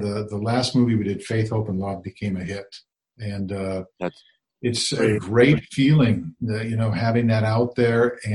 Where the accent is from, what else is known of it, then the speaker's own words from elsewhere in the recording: Wisconsin, United States; moved away; I grew up in Wisconsin